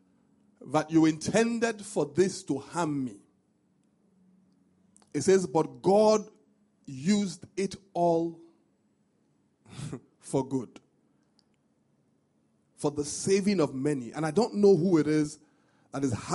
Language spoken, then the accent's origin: English; Benin City, Edo, Nigeria; moved away; when I was growing up, I grew up in Benin